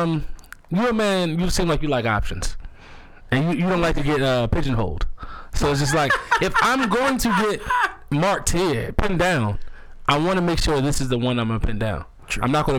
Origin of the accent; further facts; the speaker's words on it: Montgomery County, Maryland, United States; I'm from MoCo.